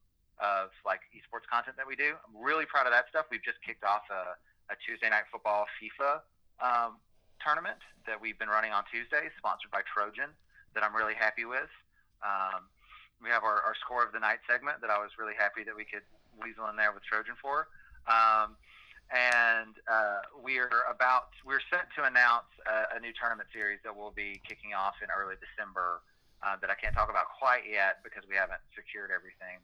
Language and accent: English; Alabama, United States; I grew up in Alabama